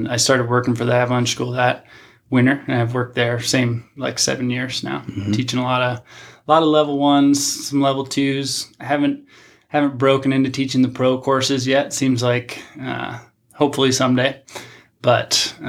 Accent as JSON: {"language": "English", "region": "New England", "country": "United States", "tie": "born or raised there", "also_born_or_lived": "Anchorage, Alaska", "moved": "as an adult", "said": "I grew up in New England, so not in the big mountains"}